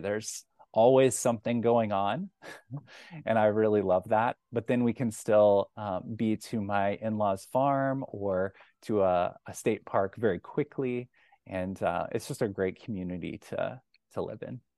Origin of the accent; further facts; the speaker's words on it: Kansas City, United States; moved away as an adult; now in Iowa City, United States; I'm originally from Kansas City